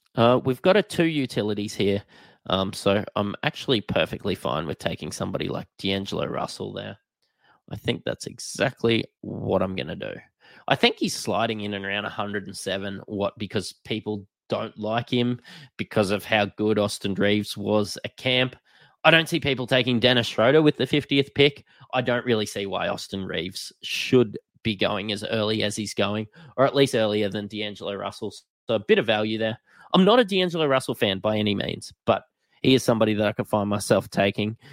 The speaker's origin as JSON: {"language": "English", "country": "Australia", "said": "I am an Australian"}